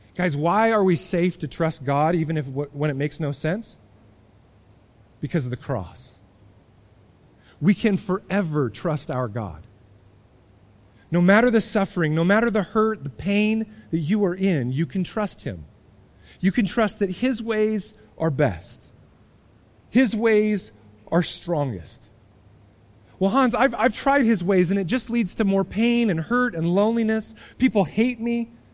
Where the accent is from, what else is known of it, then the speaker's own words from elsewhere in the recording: United States; as American Christians